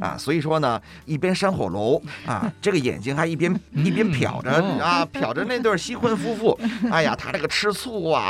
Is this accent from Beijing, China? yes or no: yes; Beijing, China; 对，我是北京人，